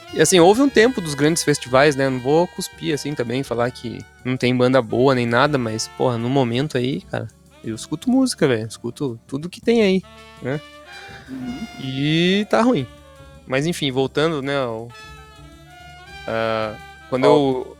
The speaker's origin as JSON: {"language": "Portuguese", "region": "São Paulo", "country": "Brazil", "moved": "yes", "lives_now": "Curitiba, Brazil", "said": "eu sou do estado de São Paulo"}